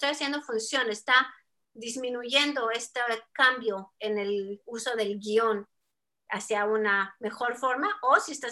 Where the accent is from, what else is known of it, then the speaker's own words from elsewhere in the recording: Mexico; accent: Mexican; ¿cómo que de dónde soy? De México. Así que ya mi acento parece que ha estado muy cambiado, pero, pero bueno, a veces me sale mexicano